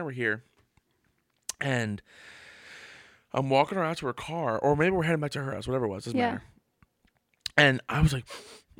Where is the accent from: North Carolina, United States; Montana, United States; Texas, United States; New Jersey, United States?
New Jersey, United States; Trenton; I was born in Trenton.